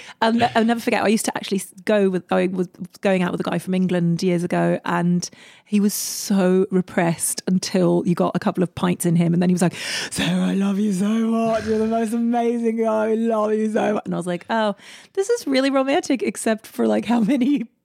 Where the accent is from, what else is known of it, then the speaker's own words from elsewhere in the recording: Russia; English is a second language; I'm from Russia.